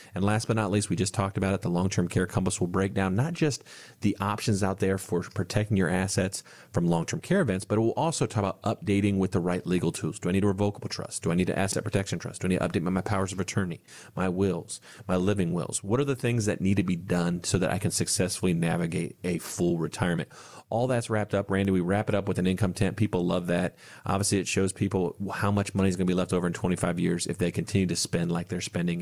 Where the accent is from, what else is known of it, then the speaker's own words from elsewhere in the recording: Bellefontaine, Ohio, United States; my hometown, uh, just outside Bell Fountain